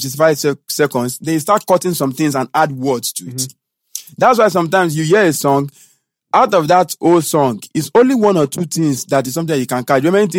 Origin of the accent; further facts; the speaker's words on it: Nigeria; also born or lived in Ogun State; I'm a Nigerian artist too